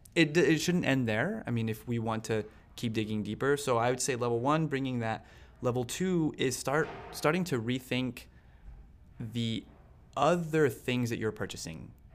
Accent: Las Cruces, New Mexico, United States; moved away as an adult; now in New York, United States; my hometown has seventy thousand people, Las Cruces

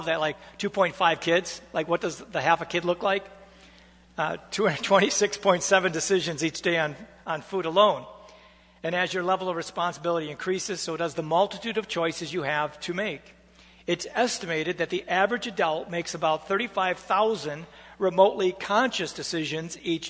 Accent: United States; as Americans, we are proud of the fact that we get to choose our government leaders

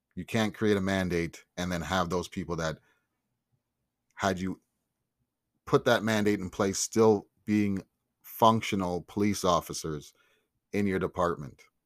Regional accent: Canada; I'm Canadian. Black but I'm Canadian. Raised, love, and represent this country

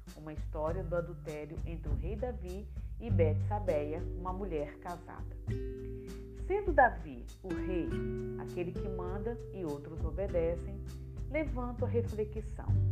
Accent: Itamaraju, Bahia, Brazil; now in Espírito Santo, Brazil; Sou natural de Itamaraju, Bahia, e vim para o Espírito Santo no ano de 1988

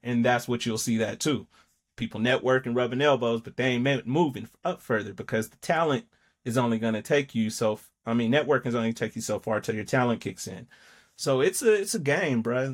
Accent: Denver, Colorado, United States; I'm from Mount Bello

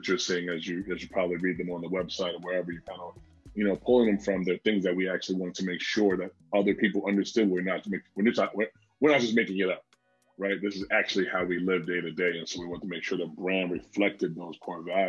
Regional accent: New York, United States; I'm from New York

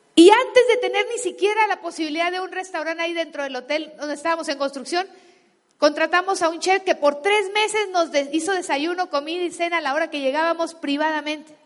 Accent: Guasave, Sinaloa, Mexico; moved away; yo crecí en Sinaloa descalza y en Guasave, greñuda

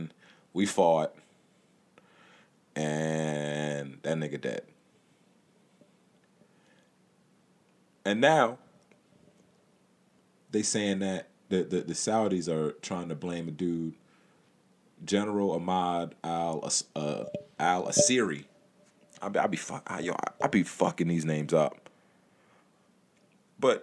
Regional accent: United States; as an American citizen, as somebody that has lived in the United States my whole life

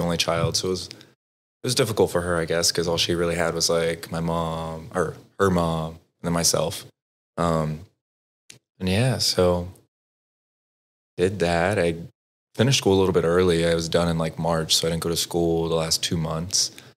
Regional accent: Texas, United States; now in Dallas, United States; I grew up in Broward, Texas

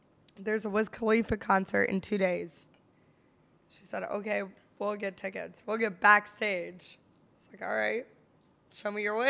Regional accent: Pittsburgh, Pennsylvania, United States; now in Buffalo, United States; Born in Pittsburgh.

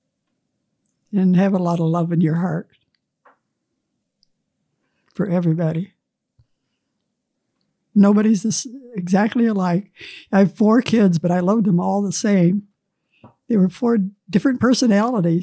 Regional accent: United States; I was born and raised on Scott Run, about 1/4 mile from the top of the hill, a farm my dad bought

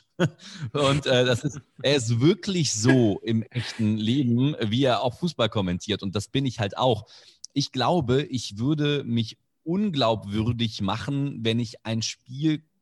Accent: Indonesia; German is a second language; ich zum Teil ja auch mit der deutschen Sprache als Fremdsprache aufgewachsen bin. Du hast erwähnt, ich bin in Indonesien aufgewachsen.

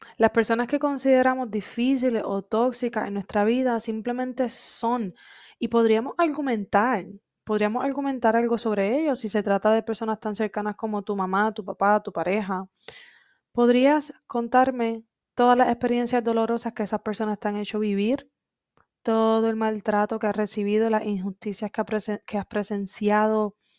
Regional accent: Coamo, Puerto Rico; moved away as an adult; Cuando yo me fui de Puerto Rico en el 2016, para mí, Coamo, mi pueblito querido

